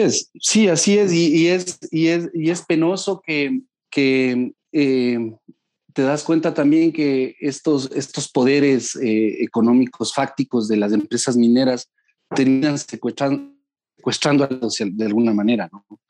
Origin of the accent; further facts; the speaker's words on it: Ecuador; soy un ciudadano ecuatoriano